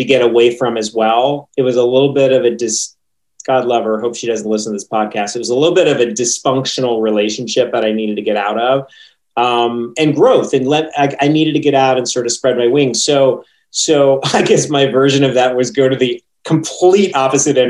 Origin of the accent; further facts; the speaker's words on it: East Texas, United States; moved away; Growing up in East Texas, especially, back in the 80s and the 90s